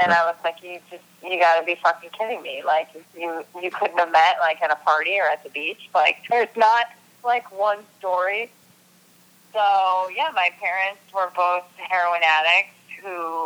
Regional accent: Rochester, New York, United States; I'm from Rochester, New York. I'm from upstate New York

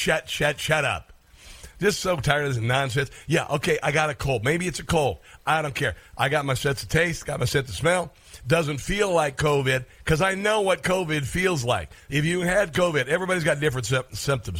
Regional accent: Iowa, United States; I am from Iowa. I grew up fairly poor on a farm.

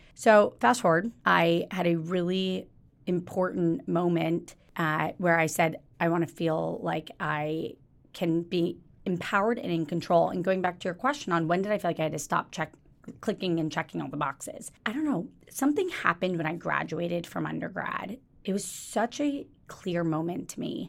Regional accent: Jacksonville, Florida, United States; moved away; also born or lived in Kentucky; I was born in Kentucky. I grew up in Jacksonville, Florida, um, which is very close to Georgia.

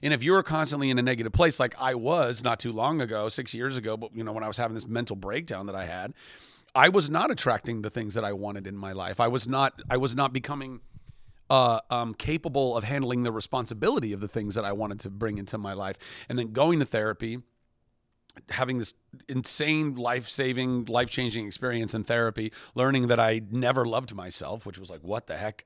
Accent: United States; the American

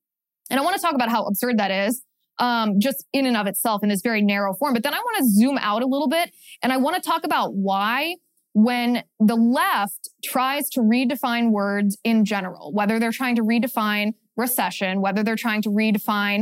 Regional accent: Cincinnati, Ohio, United States; my hometown, Cincinnati, Ohio

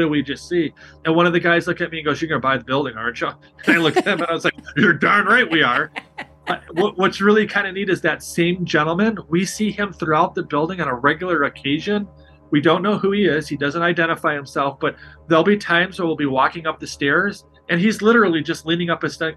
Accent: Chicago, Illinois, United States; I'm from Chicago

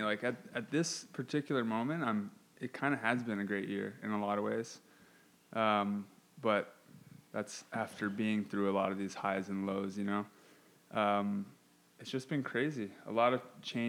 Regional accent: Hawaii, United States; moved away; I'm originally from Hawaii.

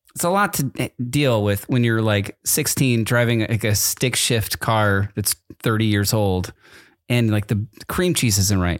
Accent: East Coast, United States; I grew up on the East Coast

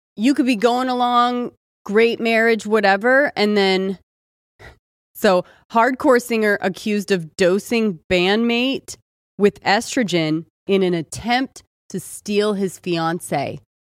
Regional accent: California, United States; also born or lived in Austin; I'm from California

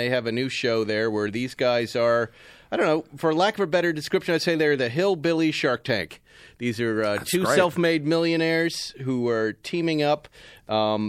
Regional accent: Massachusetts, United States; I grew up in Massachusetts and spent a lot of summers down at Cape Cod

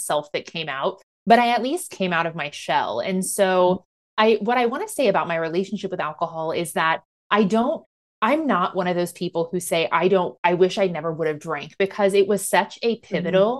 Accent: Midwest, United States; moved away; coming from middle of nowhere, Midwestern podunk country town

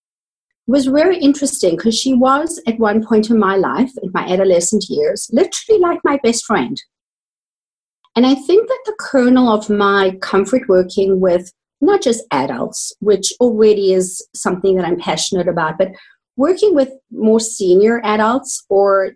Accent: South Africa; accent: South African; moved away as an adult; also born or lived in Johannesburg, South Africa / Canada; I was trained in South Africa. You might hear that in my accent

